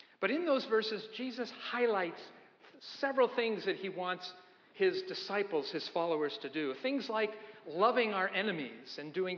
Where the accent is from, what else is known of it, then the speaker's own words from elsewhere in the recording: Idaho, United States; now in Newburyport, United States; I said, "I'm from Idaho."